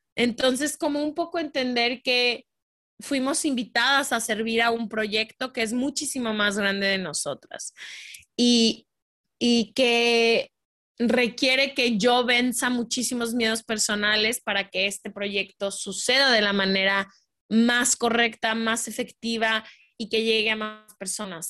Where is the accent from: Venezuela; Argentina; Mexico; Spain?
Mexico; Guadalajara, Jalisco; nací en México, crecí en Guadalajara toda mi vida